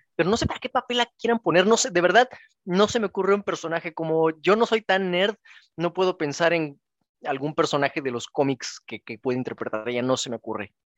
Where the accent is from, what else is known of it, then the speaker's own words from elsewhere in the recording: Mexico; como mexicanos